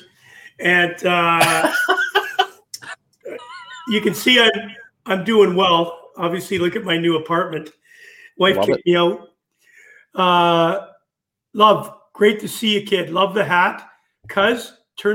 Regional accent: Winnipeg, Manitoba, Canada; moved away as an adult; also born or lived in Fife, Scotland; coming from Winnipeg, Manitoba, Canada

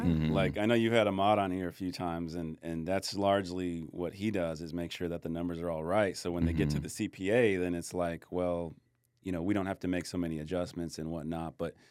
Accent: Michigan, United States; moved away; I grew up in Michigan, so we had gloves and hats and everything.

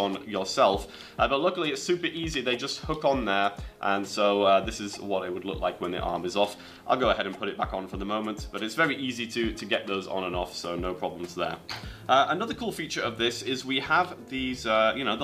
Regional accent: England, United Kingdom; moved away; coming from Oxcyte out of England. That's my home country.

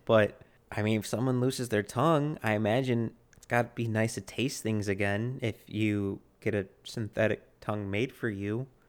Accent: United States; I'm an American

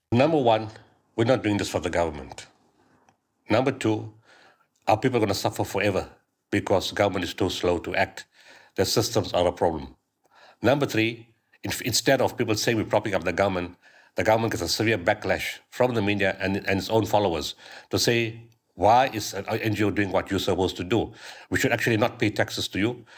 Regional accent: Pietermaritzburg, KwaZulu-Natal, South Africa; my hometown in Pietermaritzburg

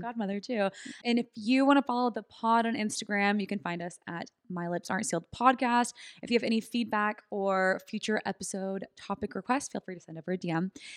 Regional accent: California, United States; we grew up in California

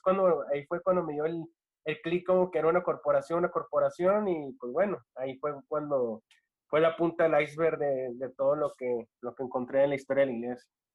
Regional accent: Ciudad Juárez, Chihuahua, Mexico; also born or lived in Los Angeles; now in El Paso, United States; Yo soy de, acá de El Paso, Ciudad Juárez. Bueno, vivo en la frontera. de, Ciudad Juárez, pero vivo en El Paso, Texas.

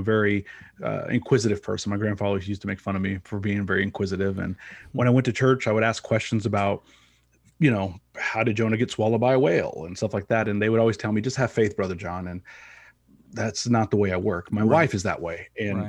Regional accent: Kansas City, Missouri, United States; So I'm a Kansas City boy, born and raised. I was born on the Missouri side, lived on the Kansas side.

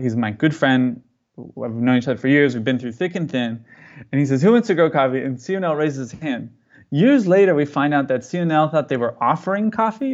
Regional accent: California, United States; now in Mozambique; I'm from California

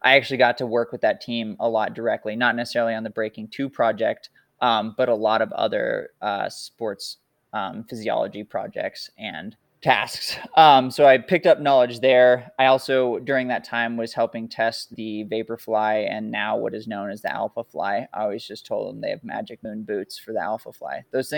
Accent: Whitefish, Montana, United States; I've got a job at Hammer Nutrition, which is based out of my hometown in Whitefish, Montana

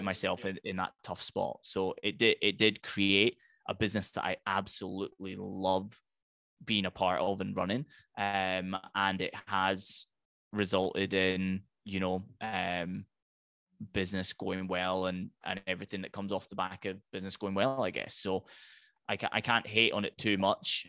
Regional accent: Highlands of Scotland, United Kingdom; I'm from the Highlands of Scotland

